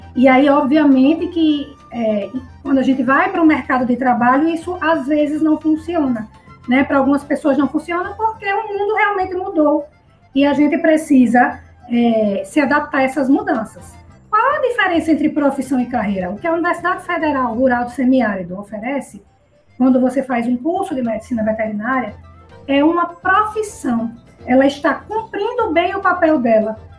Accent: Natal, Rio Grande do Norte, Brazil; moved away as an adult; also born or lived in Mossoró, Rio Grande do Norte; now in Maceió, Brazil; eu estou em Alagoas, mas que eu sou potiguar, tá certo? Eu sou natalense, nascida e criada no Rio Grande do Norte.

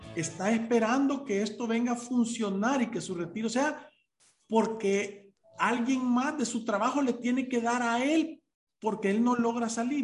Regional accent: El Salvador; Nosotros como salvadoreños

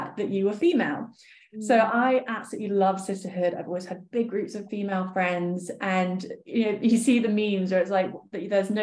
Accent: Poole, South West England, United Kingdom; I grew up in Dorset

